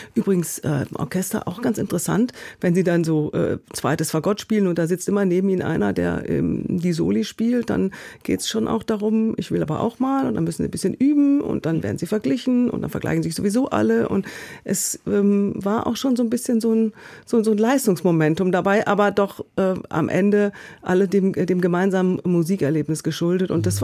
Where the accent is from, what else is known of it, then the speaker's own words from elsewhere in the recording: Essen, North Rhine-Westphalia, Germany; moved away as an adult; also born or lived in Munich; now in Berlin, Germany; ich bin in Essen aufgewachsen